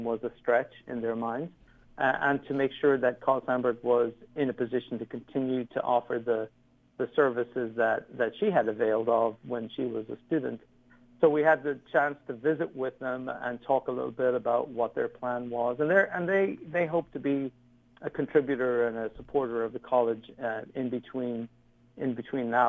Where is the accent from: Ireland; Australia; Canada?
Ireland; moved away as an adult; now in United States; I came from Ireland, where, you know, you were kind of prescribed on what you could do growing up.